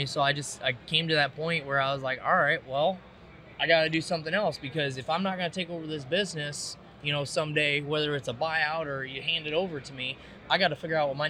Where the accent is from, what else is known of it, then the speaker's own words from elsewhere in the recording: Davenport, Iowa, United States; now in Illinois, United States; I grew up in Iowa, you know, Davenport